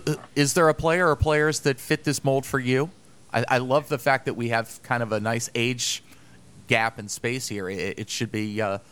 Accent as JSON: {"language": "English", "area": "near Baltimore", "region": "Maryland", "country": "United States", "tie": "born or raised there", "said": "just growing up near Baltimore"}